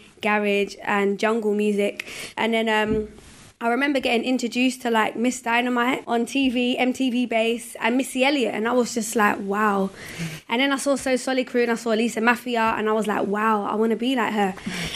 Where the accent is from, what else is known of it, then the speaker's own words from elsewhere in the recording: London, United Kingdom; Well, I grew up in Hackney, East London, and I grew up with both my parents, but they separated when I was about three.